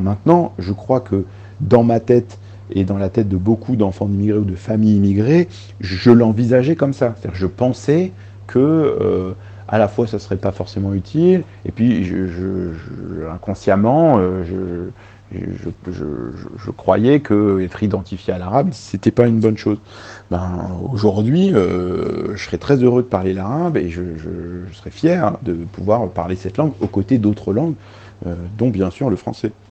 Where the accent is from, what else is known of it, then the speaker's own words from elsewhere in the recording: France; first language Arabic; also born or lived in Lebanon; d'être venu en France euh, à l'âge de 4 ans, euh, depuis le Liban avec mes parents, et où on me parlait en arabe, et donc voilà, c'est ma langue maternelle